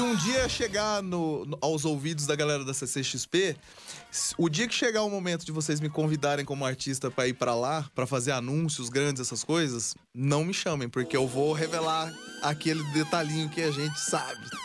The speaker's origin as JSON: {"language": "Portuguese", "country": "Brazil", "said": "Eu sou do Brasil"}